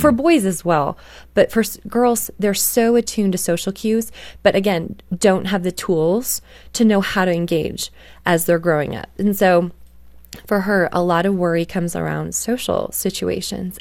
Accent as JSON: {"language": "English", "country": "Canada", "tie": "born or raised there", "said": "I grew up in Canada"}